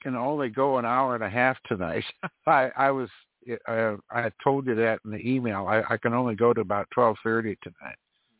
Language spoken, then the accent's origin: English; South Dakota, United States; moved away; I grew up in South Dakota